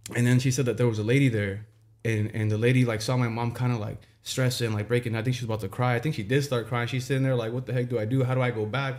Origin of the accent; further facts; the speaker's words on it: Santa Ana, California, United States; also born or lived in Tustin; growing up in Santa Ana